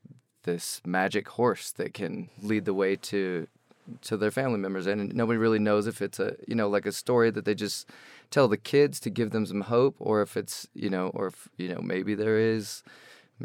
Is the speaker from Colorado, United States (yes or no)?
yes; Arvada, Colorado, United States; moved away; also born or lived in Houston, Texas; I moved here when I was about two. And I grew up in, you know, Green Mountain and Arvada